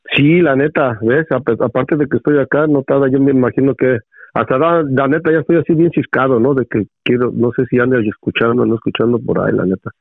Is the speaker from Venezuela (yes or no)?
no; Mexico City, Mexico; moved away; soy chilango, hijo, soy chilango